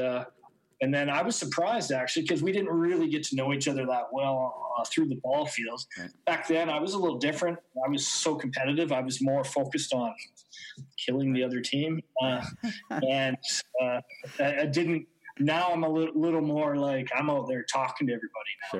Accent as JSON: {"language": "English", "country": "Canada", "moved": "as an adult", "lives_now": "Austria", "said": "We're both Canadian baseball players who took our career, our baseball career, overseas to Austria"}